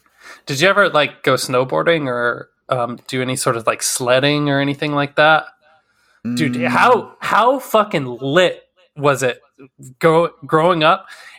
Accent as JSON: {"language": "English", "region": "Wyoming", "country": "United States", "said": "I'm from originally from Wyoming. And driving out there, like, the type of weather that we drive in would make people freak the fuck out here."}